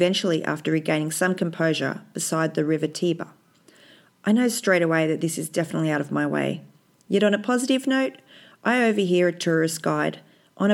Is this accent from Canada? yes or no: no; Australia; as an Australian with a complicated colonised past